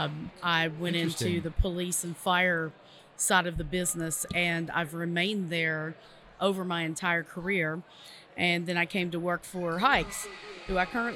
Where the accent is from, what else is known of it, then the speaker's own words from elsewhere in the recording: Lexington, Kentucky, United States; I'm from Lexington, Kentucky.